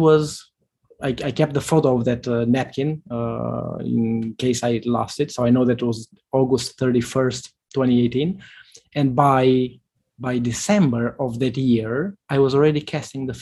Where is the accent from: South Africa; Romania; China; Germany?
Romania; northern Romania; the small town where I grew up in Romania